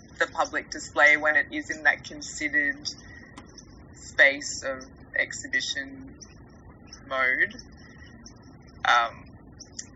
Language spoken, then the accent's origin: English; Australia; I hadn't really considered myself as an Australian artist